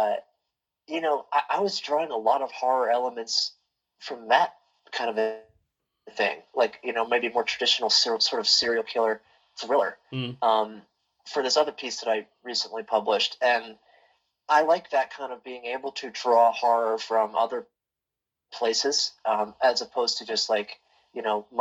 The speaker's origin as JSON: {"language": "English", "town": "Baltimore", "region": "Maryland", "country": "United States", "said": "I'm from Baltimore, Maryland, which is where Edgar Allan Poe is from. And so I kind of grew up with him"}